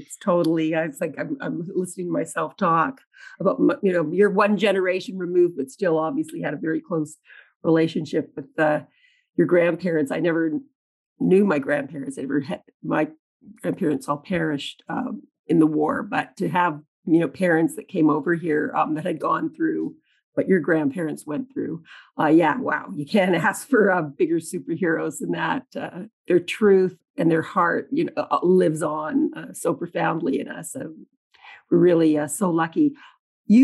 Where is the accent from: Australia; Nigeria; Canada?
Canada; I'm proud of you as a Canadian, and as a Canadian flag waver who really always wanted a little more attention for this country